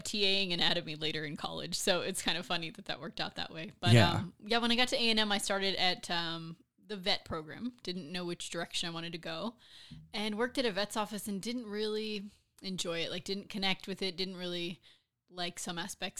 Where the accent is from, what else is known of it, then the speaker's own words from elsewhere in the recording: Cedar Park, Texas, United States; In Cedar Park, Leander.